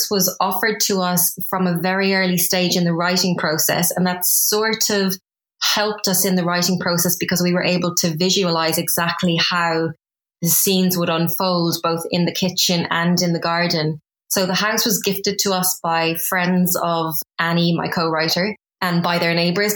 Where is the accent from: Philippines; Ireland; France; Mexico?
Ireland; moved away as an adult; now in London, United Kingdom; I'm originally from Ireland. So I moved from Ireland to the UK 14 years ago.